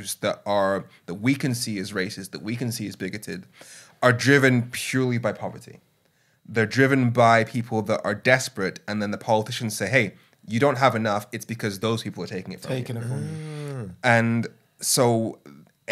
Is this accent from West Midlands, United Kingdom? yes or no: yes; Birmingham, West Midlands, United Kingdom; moved away as an adult; also born or lived in Darlington / Brussels; I was born in Darlington, grew up in Birmingham.